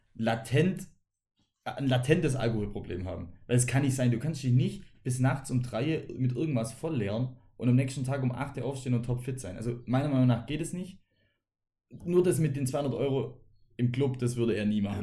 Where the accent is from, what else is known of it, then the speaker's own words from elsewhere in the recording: Germany; wir als Deutsche